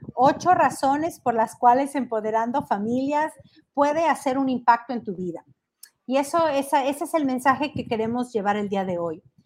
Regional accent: Tecolotlán, Jalisco, Mexico; now in Los Angeles, United States; desde mi pueblo natal, desde Tequesquitlán, Jalisco, donde crecí, donde me vieron correr por las calles de este pueblo

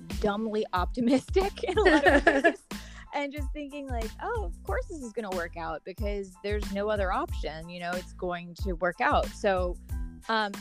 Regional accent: Chapel Hill, North Carolina, United States; moved away as an adult; also born or lived in New York; now in Los Angeles, United States; I am originally from North Carolina, from Chapel Hill

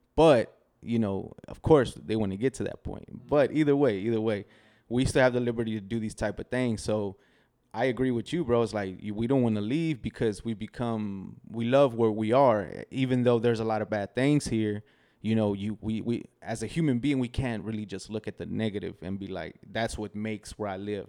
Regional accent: Del Valle, Texas, United States; also born or lived in Querétaro, Mexico; When I was two years old, my parents brought brought me here

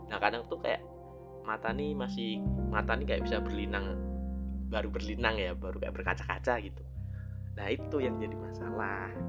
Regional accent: Semarang, Central Java, Indonesia; now in Malang, Indonesia; selama aku di Malang sini ya karena aku asalnya dari Semarang

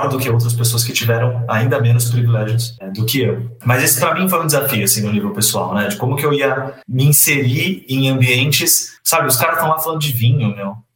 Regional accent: São Bernardo do Campo, São Paulo, Brazil; Mas, enfim, cresci lá na, na Vila Paulicense, em São Bernardo.

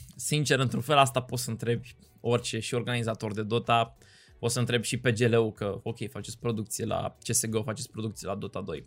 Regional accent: Cluj-Napoca, Cluj County, Romania; moved away as an adult; now in Bucharest, Romania; am copilărit acolo, am crescut, am ajuns la București

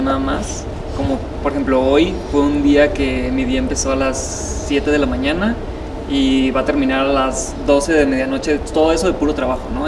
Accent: Sinaloa, Mexico; soy de Sinaloa

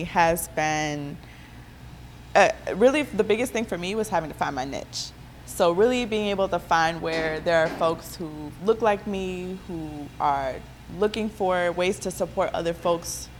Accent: Milwaukee, Wisconsin, United States; I'm from the North side of Milwaukee. I have born and raised here.

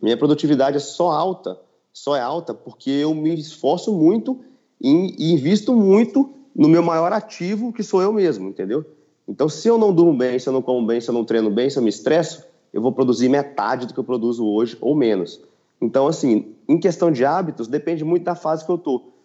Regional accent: Patos de Minas, Minas Gerais, Brazil; moved away; also born or lived in São Paulo; também tenho um consultório na minha cidade natal, que é Patos de Minas

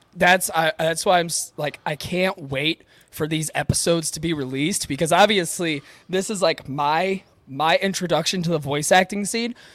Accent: Upper Peninsula, Michigan, United States; accent: Yooper; I try a Boston accent, and it turns into my Youper accent

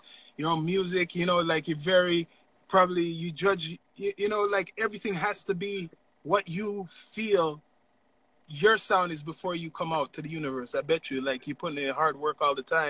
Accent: Toronto, Ontario, Canada; I'm from Toronto

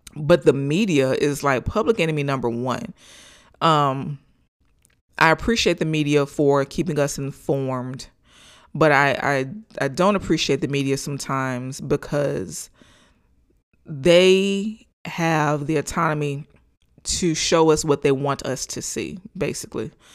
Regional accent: Gainesville, Florida, United States; here in my hometown of Gainesville, Florida.

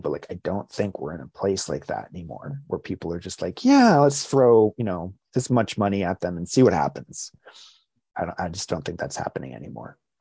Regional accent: New Jersey, United States; also born or lived in Rhode Island / Basking Ridge, New Jersey; spent a lot of time uh, in, in my teen years in New Jersey. Uh, I was born in Rhode Island. Moved to New Jersey when I was 11 years old

